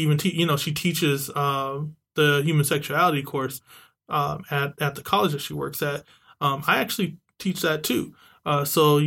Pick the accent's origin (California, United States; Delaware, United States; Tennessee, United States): California, United States; San Diego; now in Bay Area, United States; I was actually a Mira Mesa Charger. I actually wore the blue and gold. I'm from San Diego. It was a big deal to actually be the hometown team in my Pop Warner.